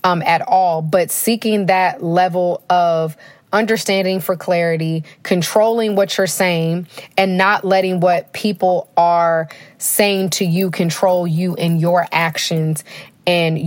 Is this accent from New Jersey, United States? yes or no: no; Denton, Texas, United States; I'm from Denton, so my mom stayed in like the Denton Corinth, you know, line